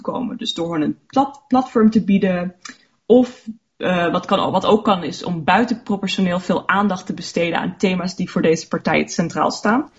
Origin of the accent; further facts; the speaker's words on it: Luxembourg; ik ben Luxemburgse en mijn, mijn ouders zijn Nederlanders. Ehm, ja, dus vandaar dat ik wel Nederlands spreek